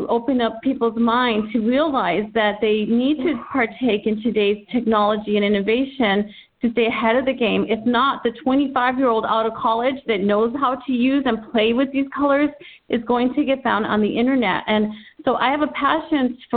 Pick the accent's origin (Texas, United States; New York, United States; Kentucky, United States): Texas, United States; moved away as an adult; now in Southern California, United States; I'm originally from Texas, born and raised. I've lived in Southern California for 17 years